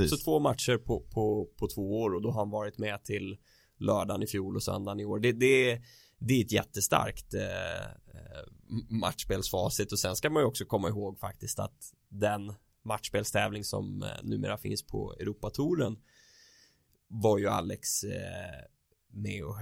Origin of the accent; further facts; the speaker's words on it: Sweden; Inte bara för att vi är svenskar.